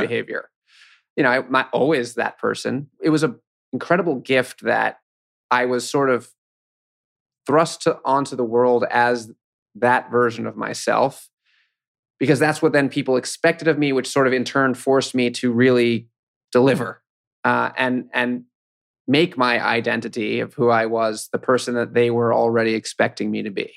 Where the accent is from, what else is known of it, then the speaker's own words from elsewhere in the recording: New York City, New York, United States; also born or lived in Williamsburg, Brooklyn; I grew up in Manhattan, so, I mean, I'm a, I'm a local.